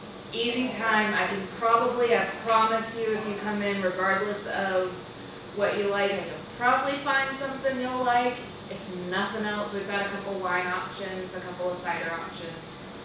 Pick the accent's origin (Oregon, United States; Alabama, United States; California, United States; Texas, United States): Alabama, United States; Daphne; I'm from Daphne.